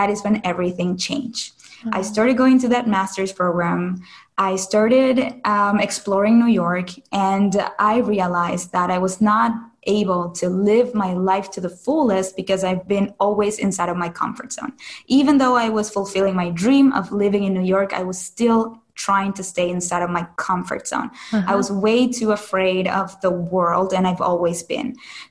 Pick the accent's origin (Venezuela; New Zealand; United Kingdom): Venezuela; Caracas, Capital District; moved away as an adult; now in United States; I am originally from Caracas, Venezuela, and I moved to the U.S. for college.